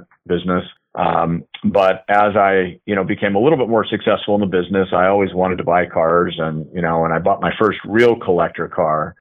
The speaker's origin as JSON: {"language": "English", "region": "Southern California", "country": "United States", "tie": "born or raised there", "said": "as a kid growing up in Southern California"}